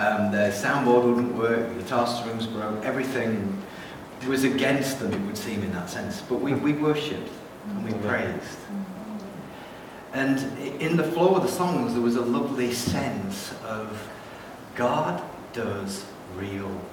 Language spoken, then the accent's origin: English; England, United Kingdom; moved away as an adult; also born or lived in Austria / Hungary; now in New Zealand; I'm an Englishman and a Kiwi